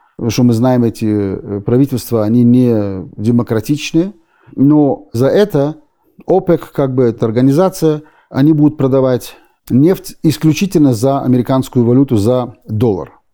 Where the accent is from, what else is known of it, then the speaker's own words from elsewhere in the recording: Berlin, Germany; moved away as an adult; also born or lived in Odesa, Ukraine / Israel; now in United States; И мы попали в Германию, в Берлине, где я прожил почти 30 лет. И там я вырос